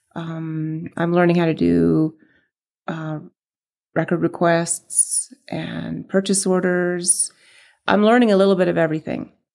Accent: San Diego, California, United States; moved away as an adult; now in Prescott, United States; I grew up in San Diego and, um, we moved to Prescott, um, eleven years ago

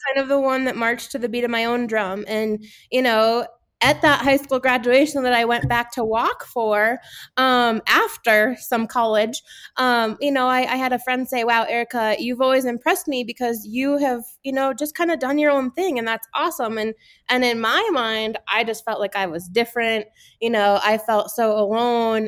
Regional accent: Connecticut, United States; now in Gunnison, United States; I grew up in Connecticut, um, kind of halfway between New York City and Boston.

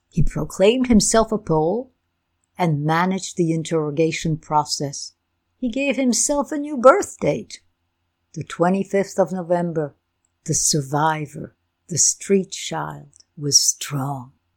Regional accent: Belgium; first language Ukrainian; English is a second language; moved away; I was born in Belgium, of Ukrainian and Bulgarian parents.

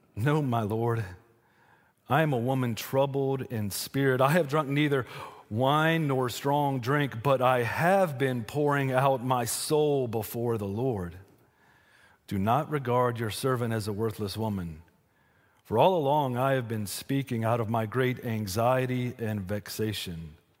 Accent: Western North Carolina, United States; I'm from Western North Carolina

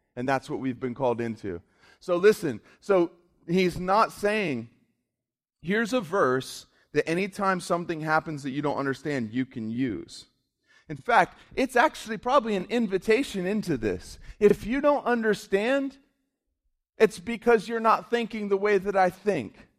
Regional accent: South Florida, United States; I grew up in South Florida.

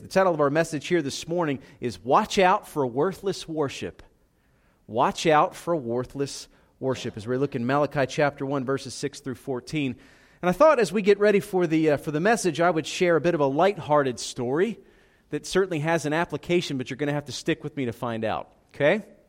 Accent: Philadelphia, Pennsylvania, United States; moved away as an adult; also born or lived in Southeast Georgia; I'm Italian. I grew up in Philadelphia.

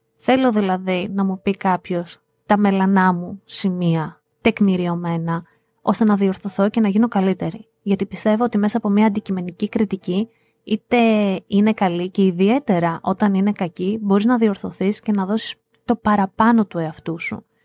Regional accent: Greece; Αγαπώ την πατρίδα μου, αγαπώ τη χώρα μου, είμαι Ελληνίδα μέχρι τα βάθη της ψυχής μου

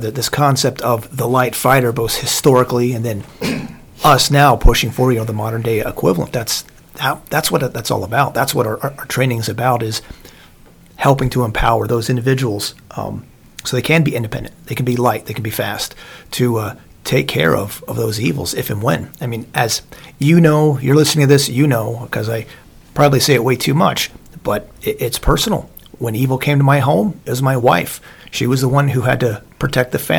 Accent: Southern Lancaster County, Pennsylvania, United States; when I grew up in Southern Lancaster County

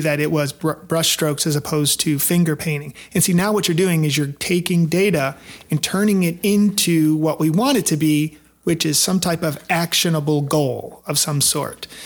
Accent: Detroit, Michigan, United States; moved away as an adult; now in Nashville, United States; I grew up in Detroit, but I've been in the Nashville area for the last twenty years

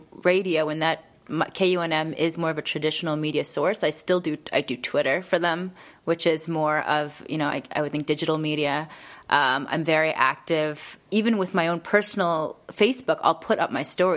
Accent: Detroit, Michigan, United States; I'm from Detroit. I'm from Michigan

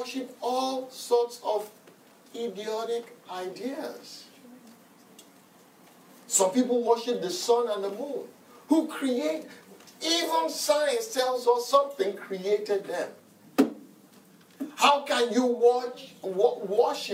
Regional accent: Nigeria; Growing up in Nigeria as a young man

